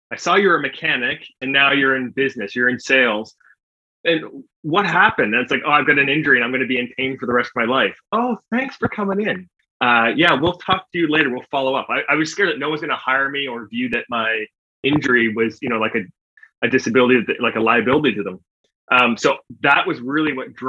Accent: Canada; accent: Canadian; I am from Canada.

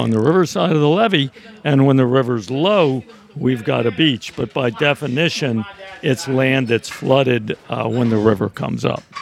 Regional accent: Northern Virginia, United States; moved away as an adult; now in New Orleans, United States; I grew up in Northern Virginia.

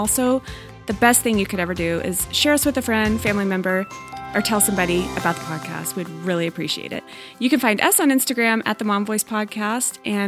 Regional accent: Texas, United States; In my home state of Texas, in the Dallas region

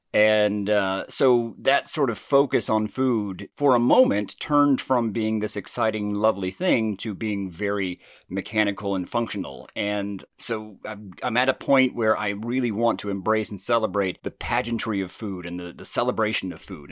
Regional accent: Jasper, Georgia, United States; accent: southern; my family owned and operated the Woodbridge Inn, which is in, uh, downtown Jasper, Georgia

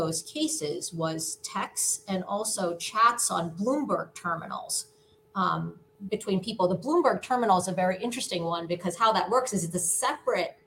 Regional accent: New Jersey, United States; I'm from Jersey

